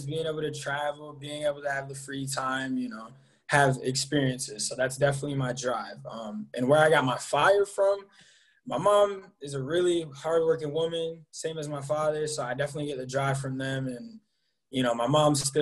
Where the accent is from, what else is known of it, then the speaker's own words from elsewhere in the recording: Enfield, Connecticut, United States; I'm from Enfield, Connecticut